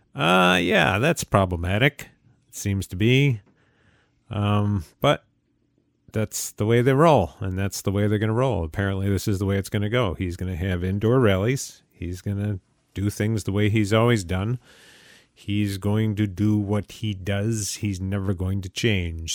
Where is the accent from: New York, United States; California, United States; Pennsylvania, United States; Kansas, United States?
New York, United States; Utica; my hometown, uh, of Utica, New York, upstate New York